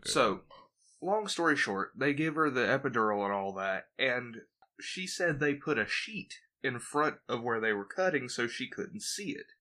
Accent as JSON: {"language": "English", "region": "Georgia", "country": "United States", "tie": "born or raised there", "also_born_or_lived": "Jacksonville, Florida", "said": "I was born in Georgia"}